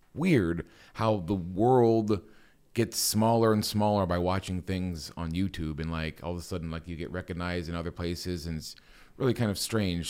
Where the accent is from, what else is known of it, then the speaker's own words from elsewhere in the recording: Copley, Ohio, United States; also born or lived in Wooster, Ohio; I was born, uh, in Copley, Akron area. I love this area. Uh, I went to high school in this area, Walsh Jesuit